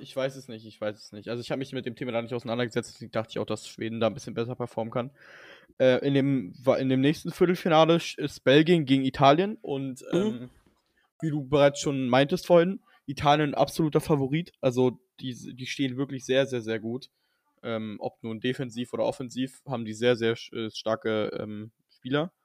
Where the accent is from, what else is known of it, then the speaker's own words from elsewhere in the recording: Germany; ich bin Deutscher